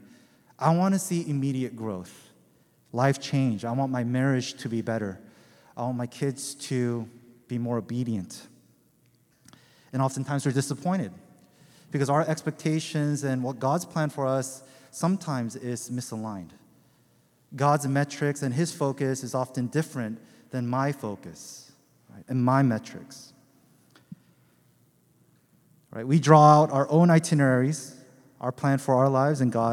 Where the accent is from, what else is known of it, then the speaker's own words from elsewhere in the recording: Pacific Northwest, United States; also born or lived in Seattle; now in Los Angeles, United States; I'm originally from the Pacific Northwest